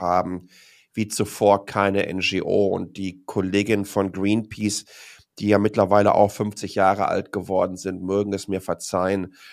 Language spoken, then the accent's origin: German; Dortmund, North Rhine-Westphalia, Germany; moved away as an adult; now in Taipei, Taiwan; ich bin in Dortmund geboren